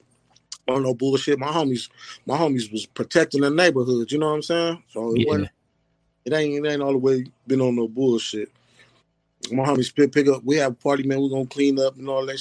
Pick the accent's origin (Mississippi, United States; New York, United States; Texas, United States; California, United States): California, United States; Lynwood; I'm from Linwood, California, man. It's a small city stuck between Compton on this side, Watts on this side